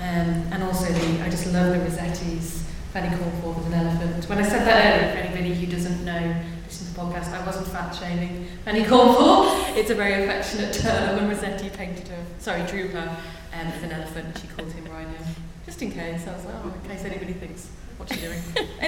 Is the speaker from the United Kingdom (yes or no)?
yes; England, United Kingdom; As an English person, I really can't take compliments.